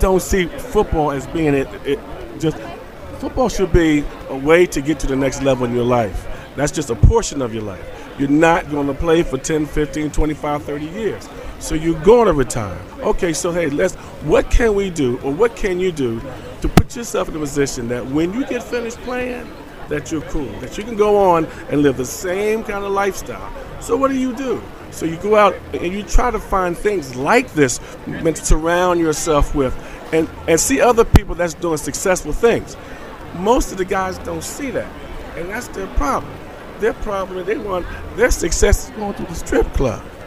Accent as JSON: {"language": "English", "town": "Philadelphia", "region": "Pennsylvania", "country": "United States", "said": "I'm from North Philadelphia. Right from the hood"}